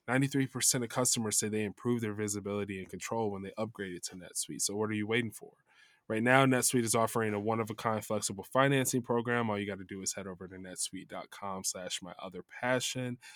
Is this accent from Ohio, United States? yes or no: no; Chicago, Illinois, United States; now in Los Angeles, United States; I'm from Chicago